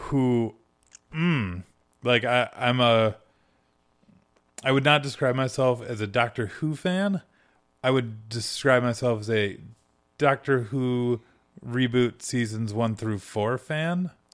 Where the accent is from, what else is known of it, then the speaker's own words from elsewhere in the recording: Michigan, United States; moved away; I'm originally from Michigan